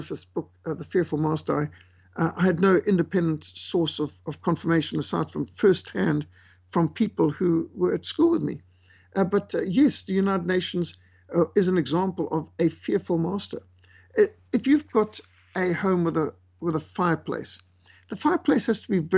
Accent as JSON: {"language": "English", "region": "Bulawayo", "country": "Zimbabwe", "tie": "born or raised there", "said": "in my school in Rhodesia, I was brought up in Bulawayo"}